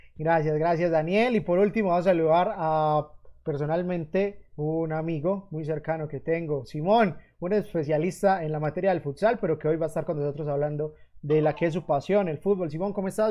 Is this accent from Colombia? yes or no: yes; Colombia; nosotros como colombianos